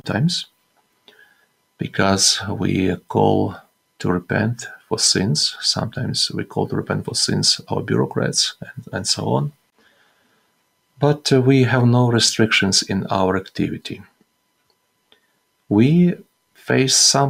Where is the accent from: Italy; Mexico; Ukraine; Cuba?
Ukraine; Western Ukraine; now in Kyiv, Ukraine; I am from the Western Ukraine, from that territory that was under Polish authority, was part of Poland.